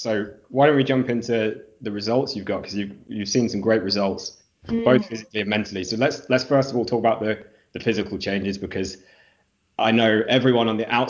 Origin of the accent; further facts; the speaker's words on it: Oxford, South East England, United Kingdom; I was born in Oxford.